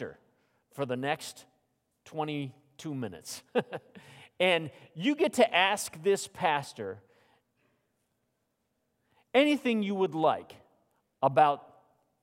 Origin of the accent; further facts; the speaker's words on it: Phoenix, Arizona, United States; moved away; growing up in Phoenix